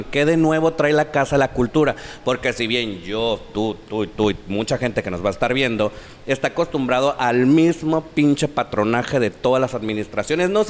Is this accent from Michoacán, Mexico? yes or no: no; La Paz, Baja California Sur, Mexico; yo tengo toda mi vida aquí en La Paz